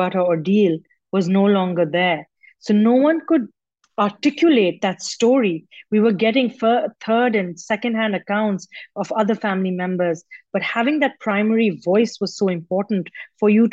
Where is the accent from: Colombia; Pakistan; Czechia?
Pakistan; I have a history in my home country of highlighting issues that make men deeply uncomfortable. In 2012, I won Pakistan's first Academy Award